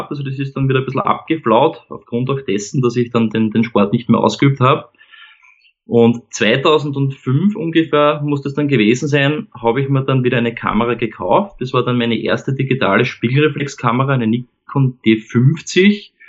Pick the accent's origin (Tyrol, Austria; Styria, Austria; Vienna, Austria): Vienna, Austria; ich komme aus Wien, ähm, lebe da gemeinsam mit meiner Frau und unseren beiden Kindern ähm, ja, in, äh, am Stadtrand von Wien.